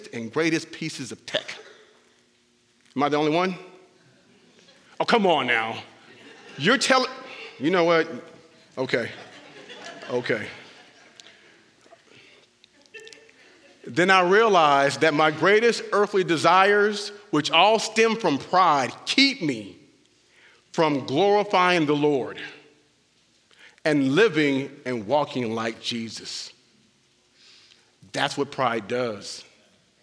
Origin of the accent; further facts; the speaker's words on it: Southern California, United States; now in Bastrop, United States; I was born and raised in Southern California